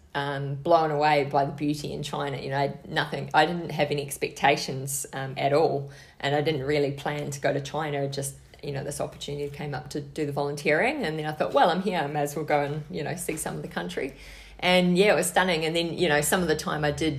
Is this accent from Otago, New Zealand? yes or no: no; Hokitika, West Coast, New Zealand; moved away as an adult; now in Australia; I grew up in Hokitika, which is a tiny town on the west coast of the South Island